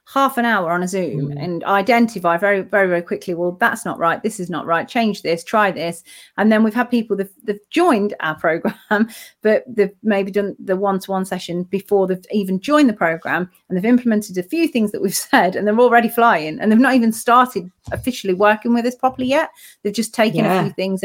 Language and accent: English; United Kingdom; UK, it's my hometown, but you know, it's where I'm originally from